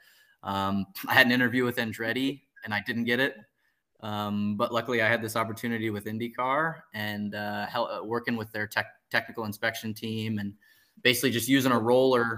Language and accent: English; Dublin, Ohio, United States; My hometown was 3 hours away from Indianapolis